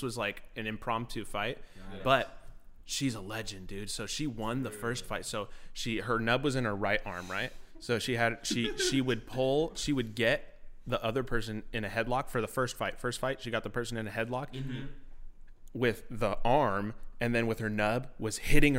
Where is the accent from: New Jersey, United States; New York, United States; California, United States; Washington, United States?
California, United States; San Dimas; born there; To answer your question, I was born in San Dimas, California.